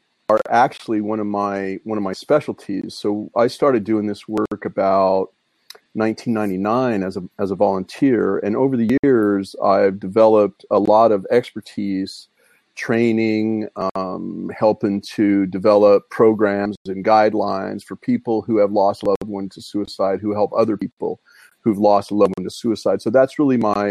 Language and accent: English; Brigham City, Utah, United States; also born or lived in Ogden, Utah; I grew up in Brigham City